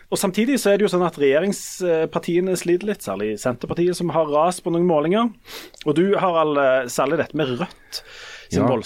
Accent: Hommersåk / Stavanger area, Rogaland, Norway; så det er jo en kommune der jeg kommer fra, og der jeg bor nå.

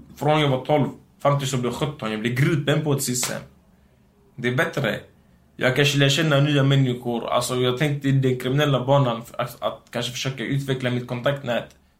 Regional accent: Gothenburg, Västra Götaland, Sweden; first language Romani; Swedish is a second language; also born or lived in Biskopsgården; Jag är från Göteborg, Hisingen

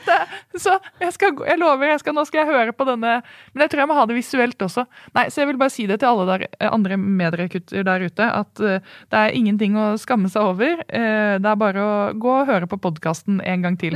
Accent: Oslo, Norway; also born or lived in Bærum; Jeg er jo født i Bærum, så da er jeg en bæring. Ja. Men jeg kommer fra Oslo.

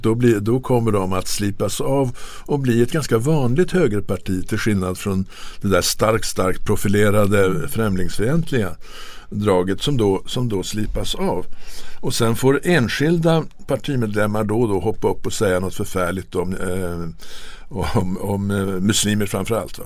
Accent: Sweden; som svensk

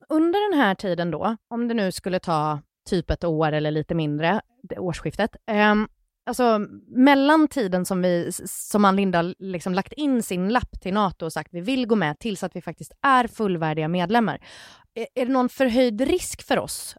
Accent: Gothenburg, Västra Götaland, Sweden; jag är från Göteborg

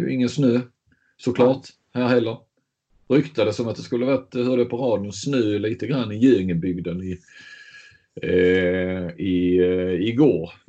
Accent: Skåne, Sweden; Men Ljung är ju snarare Hässleholm och Bjärnum och där, där jag kommer ifrån.

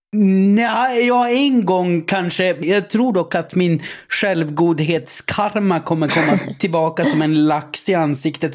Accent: Gällivare, Norrbotten County, Sweden; Jag kommer ju från Gällivare, Sveriges amygdala.

